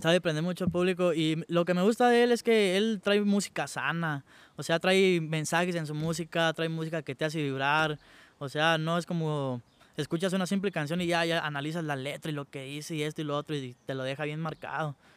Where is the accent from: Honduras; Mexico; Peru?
Mexico; Santa Clara de Valladares, Michoacán; yo vengo de Santa Clara, Santa Clara de Valladares. Es un pueblo que está aquí cerquita de Los Reyes. De ahí, ahí nací, ahí crecí